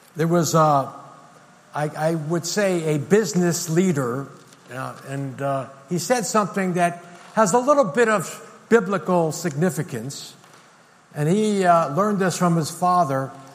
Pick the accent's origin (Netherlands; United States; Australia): United States; as an American